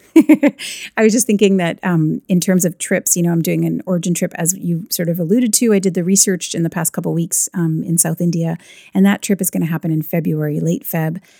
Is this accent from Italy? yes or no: no; Canada; I'm Canadian